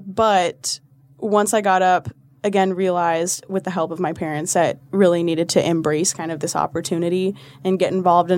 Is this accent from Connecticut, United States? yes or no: no; Colorado, United States; also born or lived in Texas; I'm from Colorado originally, and then we moved to a small town in Texas, and I acclimated pretty well to Texas